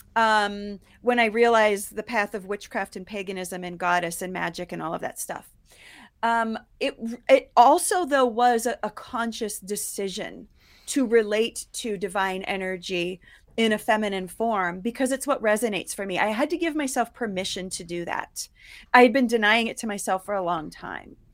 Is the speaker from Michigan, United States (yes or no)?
no; Ohio, United States; also born or lived in New York; now in Colorado, United States; I grew up in Ohio, and then I moved to New York